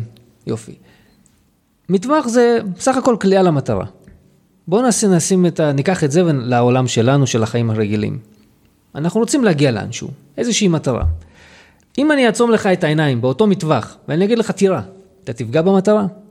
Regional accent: Lod, Central District, Israel; also born or lived in Jaffa / Petah Tikva / Hod HaSharon / Ramat HaSharon; now in Afula, Israel; אני בא ממקור בלוד, זה המקור שלי

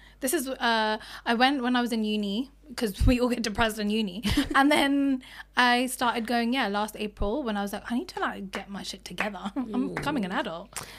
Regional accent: India; Also, so my therapist, yeah, she's brown, but then like I'm Indian girl going up with Gora.

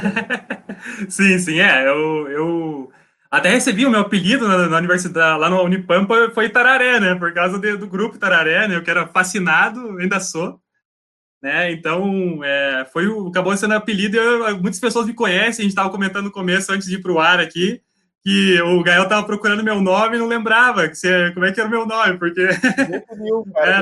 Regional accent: Laranjeiras do Sul, Paraná, Brazil; nesse momento eu estou em Laranjeiras do Sul, no interior do Paraná, na cidade onde eu, onde eu nasci

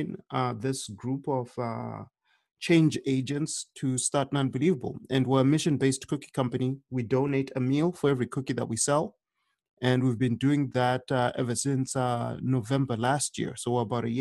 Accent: Zimbabwe; now in United States; I had experienced hunger while living in Zimbabwe because I grew up in Zimbabwe.

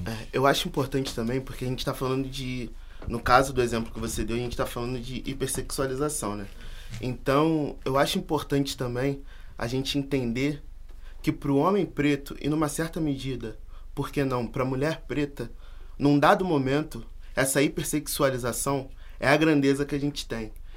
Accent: Brazil; Nós somos americanos do Sul, nós somos brasileiros.

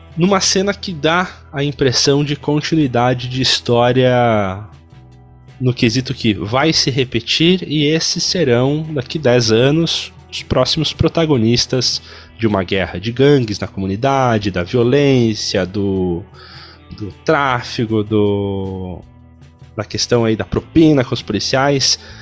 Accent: Brazil; nós somos brasileiros

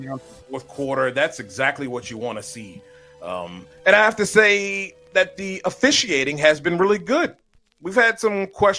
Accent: Maryland, United States; In my home state of Maryland

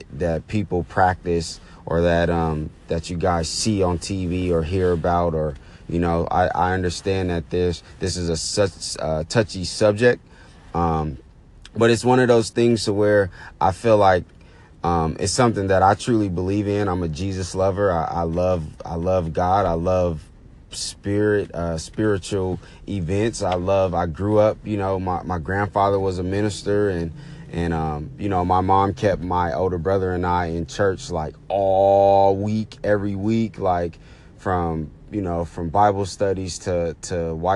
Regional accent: Oakland, California, United States; I was born and raised in the Bay Area, Oakland to be exact, Oakland, California

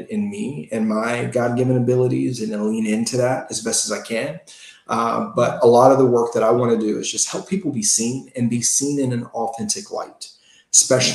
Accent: Gary, Indiana, United States; I grew up in Gary, Indiana

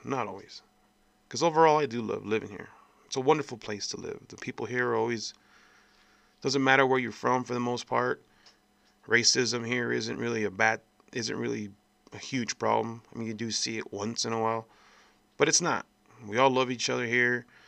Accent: El Paso, Texas, United States; I was born here in El Paso, Texas, back in nineteen eighty-nine. And I've been here my whole life

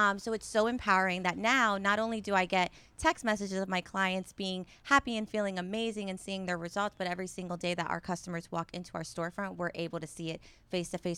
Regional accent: Tampa Bay area, Florida, United States; born and raised in the Tampa Bay area

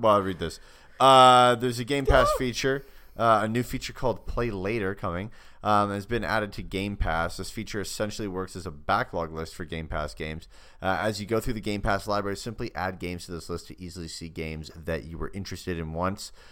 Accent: Canada; my hometown of Canada, not a town

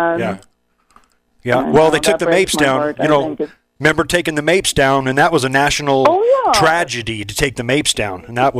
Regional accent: Fernley, Nevada, United States; also born or lived in Wadsworth, Nevada; I grew up in Wadsworth in Fernley. So we moved. I was in Wadsworth from 63 to 68, or 65, 68, and then Fernley from 68 to 81. And my parents owned a motel.

